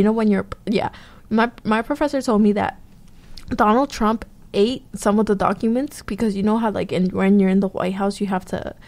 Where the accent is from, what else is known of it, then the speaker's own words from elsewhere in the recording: United States; they don't know I'm American. Or, like, they don't know I actually don't live here. Like, I live over there.